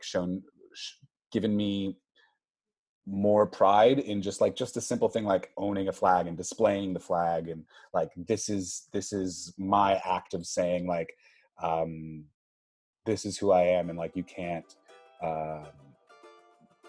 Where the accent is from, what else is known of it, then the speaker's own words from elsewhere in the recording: New Haven, Connecticut, United States; now in New York, United States; I grew up like in New Haven